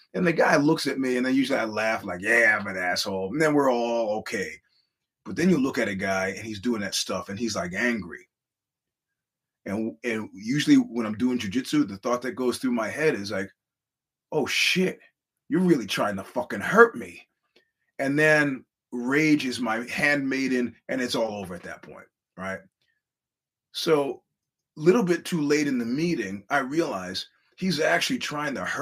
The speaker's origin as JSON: {"language": "English", "region": "New York", "country": "United States", "said": "I'm a New Yorker"}